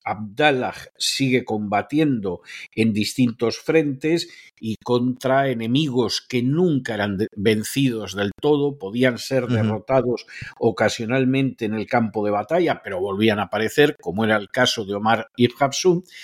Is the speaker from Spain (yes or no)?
yes; Spain; now in United States